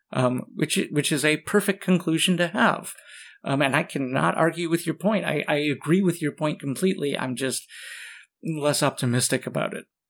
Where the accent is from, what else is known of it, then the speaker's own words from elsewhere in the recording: Michigan, United States; I'm from Michigan